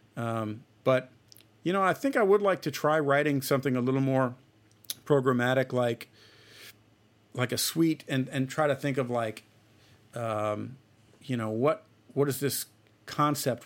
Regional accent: Celina, Ohio, United States; moved away; I'm from a, a small town in Ohio. It's called Salina. Um, it's spelled with C E L I N

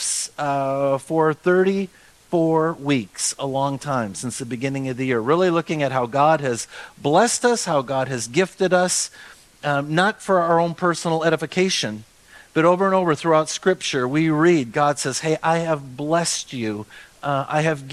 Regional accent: Austin, Minnesota, United States; when I was growing up in Austin, Minnesota

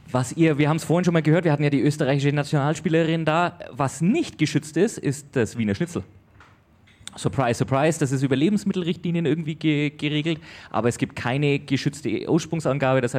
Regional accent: Hesse, Germany; Gebürtiger Hesse.

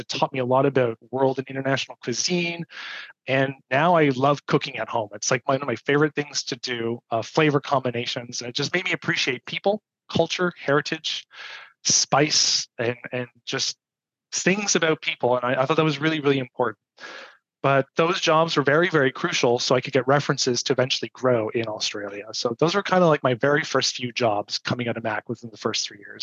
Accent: Toronto, Ontario, Canada; born or raised there

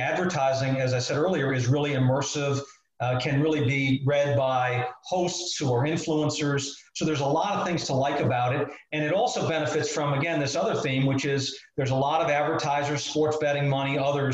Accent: Chicago, Illinois, United States; I grew up in Chicago

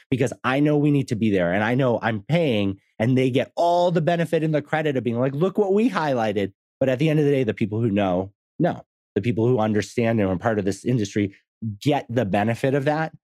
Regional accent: Massachusetts, United States; now in Texas, United States; I grew up in Massachusetts. I live in Texas now.

